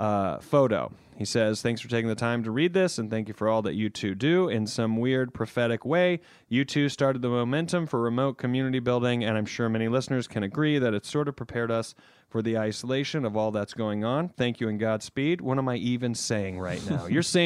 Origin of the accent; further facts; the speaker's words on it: South Carolina, United States; we hail from the South Carolina upstate, so we're basically cousins.